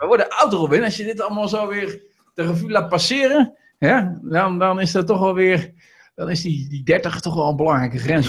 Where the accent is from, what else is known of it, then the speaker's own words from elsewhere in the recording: Veluwe, Gelderland, Netherlands; also born or lived in Rijnsburg, South Holland; ik ben ooit geboren in Rijnsburg. Ik ben om vierde verhuisd hier naar de Veluwe toe.